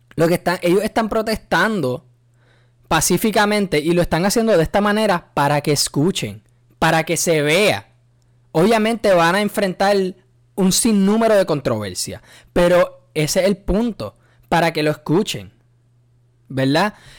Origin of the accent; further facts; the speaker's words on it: Puerto Rico; yo soy boricua hasta la muerte, nacido y criado en, en Puerto Rico